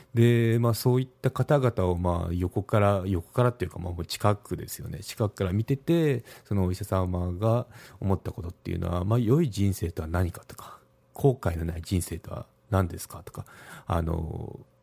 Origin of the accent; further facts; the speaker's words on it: Kagoshima, Japan; 私の地元鹿児島